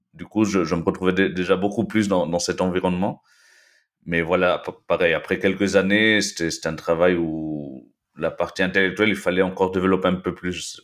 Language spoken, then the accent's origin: French; Lima, Peru; moved away as an adult; also born or lived in Belgium / Nice, France / Toulouse, France; now in France; je suis né en Belgique en fait il, euh, il y a 36 ans. Et après avoir vécu quelques années là-bas, mes parents péruviens sont rentrés au Pérou et du coup, euh, je fais mes études dans un lycée franco-péruvien, le lycée euh, français de, Lima